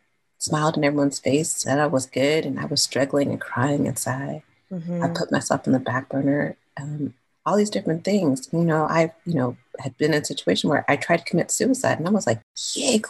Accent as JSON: {"language": "English", "region": "California", "country": "United States", "said": "I'm from California"}